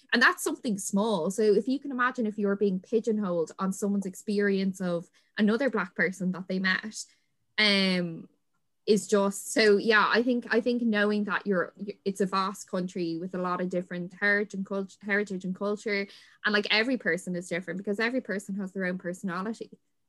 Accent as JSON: {"language": "English", "country": "Ireland", "said": "because that is something that 100% identifies all Irish people, is we had this civil war"}